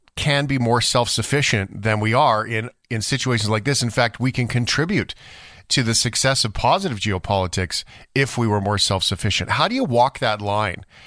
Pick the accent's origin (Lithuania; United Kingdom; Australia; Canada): Canada; Fort McMurray, Alberta; I live in Alberta. I grew up in Fort McMurray.